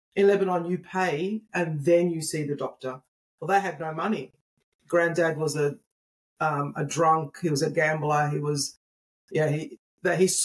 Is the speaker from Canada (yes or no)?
no; Australia; Grew up in Australia, but I was born and bred in Australia